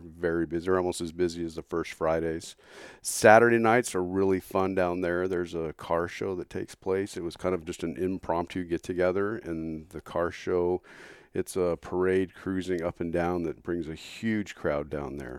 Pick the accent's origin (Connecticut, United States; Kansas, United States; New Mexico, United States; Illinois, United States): New Mexico, United States; southern; moved away as an adult; now in Phoenix, United States; I grew up in New Mexico originally, southern New Mexico. I moved out here in nineteen eighty-three to go to school